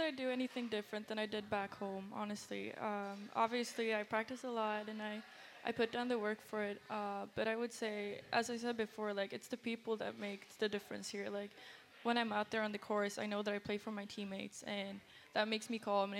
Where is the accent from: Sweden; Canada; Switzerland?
Sweden; moved away as an adult; now in United States